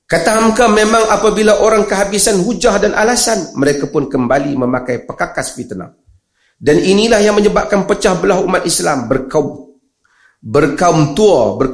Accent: Malaysia; Ini tak apa, saya orang Malaysia yang cerita.

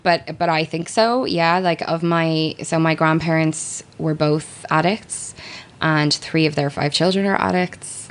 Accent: Ireland; I am an Irish uh, person. Um, I do a radio show here in Ireland.

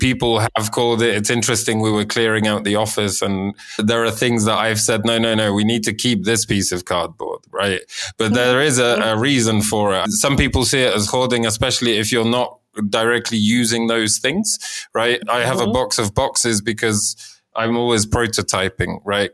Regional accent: Poland; growing up in Poland.

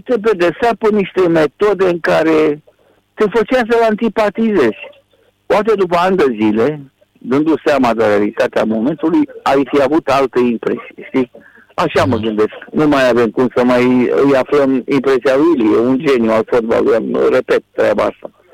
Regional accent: Romania; sunt român

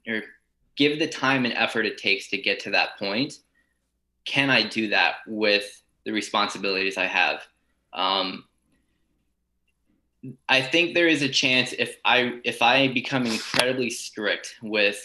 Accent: Lancaster, Pennsylvania, United States; I come from Eastern Lancaster in Pennsylvania, which is kind of known for Amish country. So the high school I went to had a wood shop class

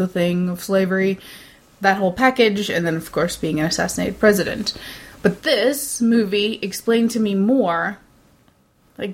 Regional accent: United States; also born or lived in Jefferson City, Missouri; as an American

